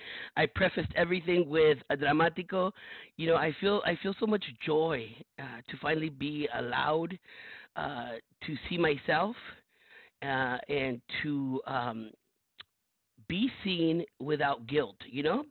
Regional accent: Los Angeles, California, United States; I was born and raised in South Central Los Angeles, first generation in a community of brown and black folks

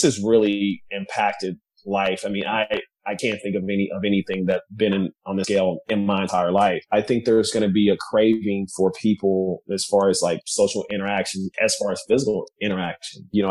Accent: Kansas City, Missouri, United States; now in San Francisco, United States; I'm originally from Kansas City, Missouri

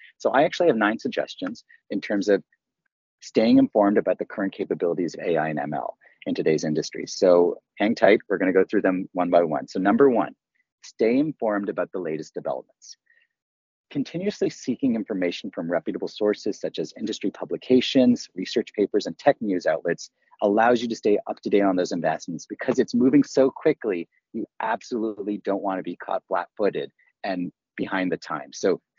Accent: Canada; if people haven't figured out, I am Canadian raised. So Wayne Gretzky is very near and dear to my heart. I idolized him as a kid growing up.

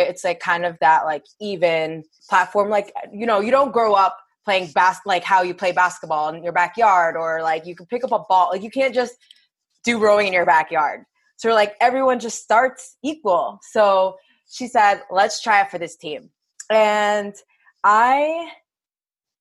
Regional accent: Belleville, New Jersey, United States; also born or lived in Clifton, New Jersey; I grew up in Belleville, which is in New Jersey

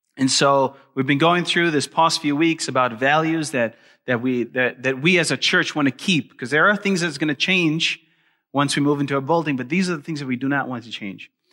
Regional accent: South Africa; moved away; I'm originally from South Africa, and, uh, I actually grew up in South Africa

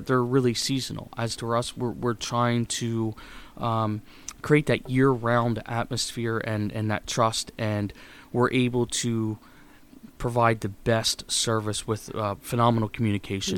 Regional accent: Mifflinburg, Pennsylvania, United States; moved away as an adult; now in Elizabethtown, United States; I grew up in Mifflinburg, Pennsylvania, which is about an hour and a half north of here

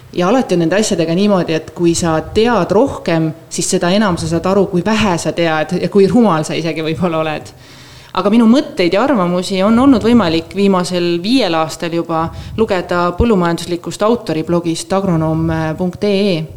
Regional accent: Võru, Võru County, Estonia; pärit olen väikelinnast Võrust

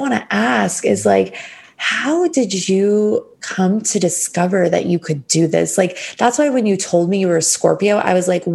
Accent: United States; I'm from America

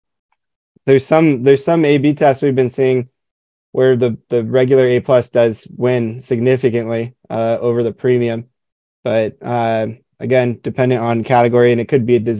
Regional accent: Southern California, United States; I grew up in Southern California.

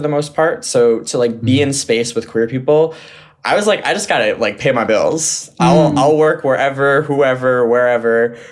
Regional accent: Westchester County, New York, United States; also born or lived in San Diego, California; back to New York, where I grew up in Westchester

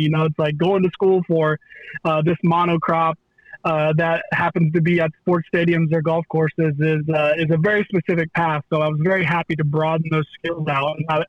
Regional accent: Sidney, Ohio, United States; now in Hilliard, United States; growing up on a pig farm in Western Ohio, and I kind of was the token farm kid.

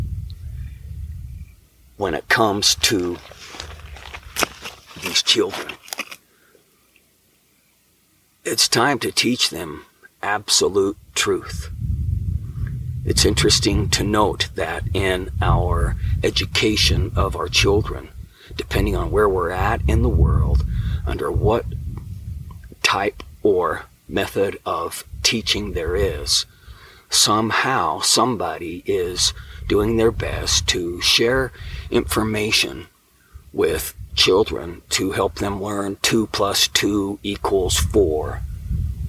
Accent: Ogden, Utah, United States; I still remember our physical address from when I was a child growing up in Ogden, Utah

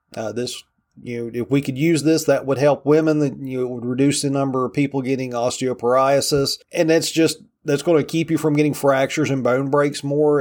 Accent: Virginia, United States; my home state of Virginia

